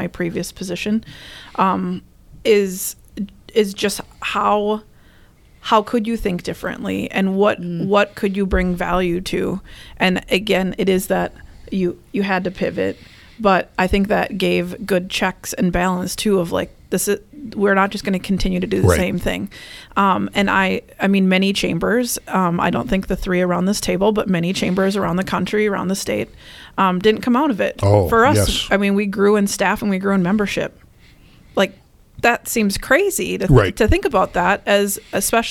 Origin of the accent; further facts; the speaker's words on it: Minnesota, United States; moved away as an adult; now in Wisconsin, United States; So I am originally from Minnesota and came here to school at UW-Eau Claire